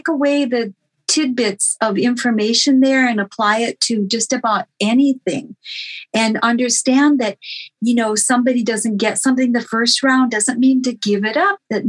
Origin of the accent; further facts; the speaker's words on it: North Dakota, United States; I grew up in North Dakota